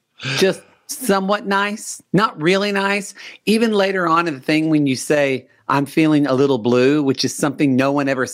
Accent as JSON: {"language": "English", "region": "Oklahoma", "country": "United States", "tie": "born or raised there", "said": "I grew up in Oklahoma"}